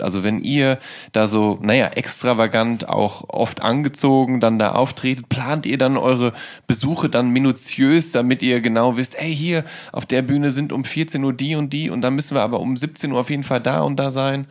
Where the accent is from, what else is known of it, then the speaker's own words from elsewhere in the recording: Ruhr area, North Rhine-Westphalia, Germany; als Jugendlicher im Ruhrgebiet